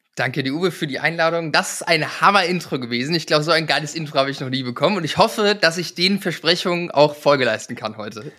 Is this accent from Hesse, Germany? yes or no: no; a village between Bremen and Hamburg, Lower Saxony, Germany; ich komme vom Dorf, ja, ich bin auf dem Bauernhof groß geworden, irgendwo in der Pampa in einem 400 Seelendorf zwischen Bremen und Hamburg auf dem flachen Land.